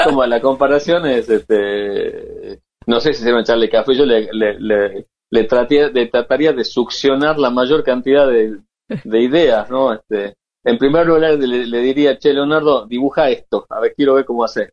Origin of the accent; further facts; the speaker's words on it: Tucumán, Argentina; me recibió como tucumano porque estaba en Toronto